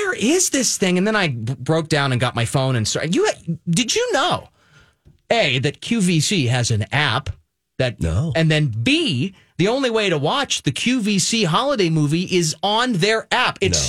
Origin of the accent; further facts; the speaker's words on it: York, Pennsylvania, United States; I'm from York, Pennsylvania.